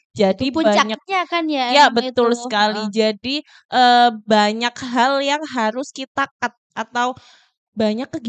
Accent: Sumberjo, Indonesia; saya juga berasal dari Sumberjo.

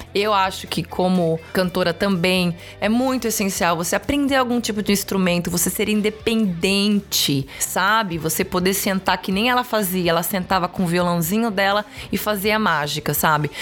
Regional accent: Brazil; moved away as an adult; now in Los Angeles, United States; eu sou brasileira

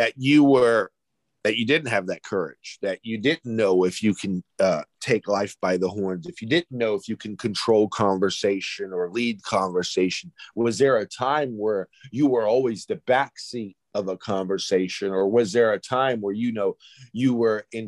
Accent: Greece; I'm from Greece.

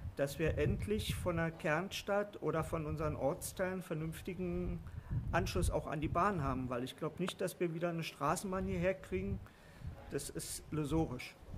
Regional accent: Berlin, Germany; also born or lived in Swabia / Lower Saxony; now in Pattensen, Germany; gebürtig in Berlin und dann ins Schwabenland gezogen und dort lange Zeit gelebt und dann hier ins nette Niedersachsen

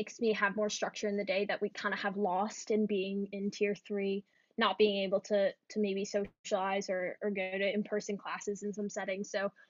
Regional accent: New York, United States; moved away as an adult; now in St Andrews, United Kingdom; I'm from New York

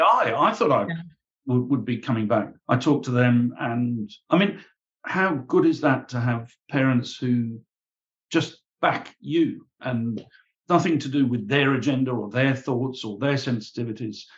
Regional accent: Warwick, West Midlands, United Kingdom; I was born and brought up in Warwick in the UK.

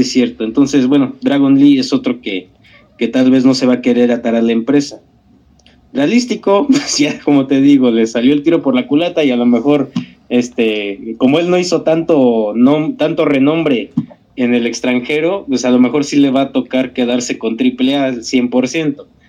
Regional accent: Mexico

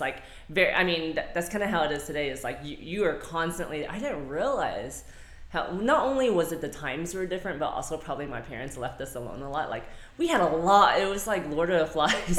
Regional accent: Lake Worth, Texas, United States; I am from Fort Worth. I say Fort Worth, so Lake Worth, Texas.

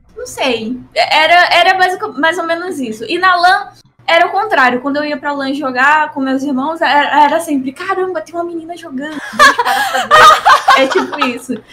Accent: Rio de Janeiro, Brazil; eu sou do Rio

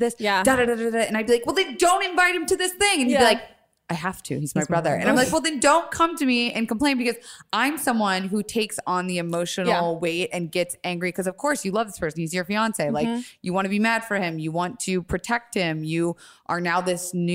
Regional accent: Tampa, Florida, United States; I'm from Florida

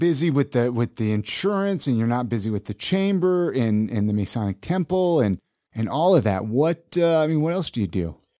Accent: California, United States; moved away; when I grew up in California

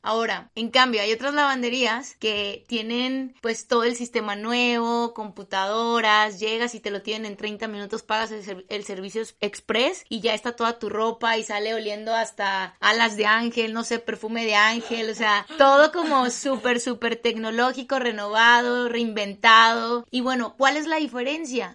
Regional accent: Mexico; hablo de México porque es en el país en el que vivo

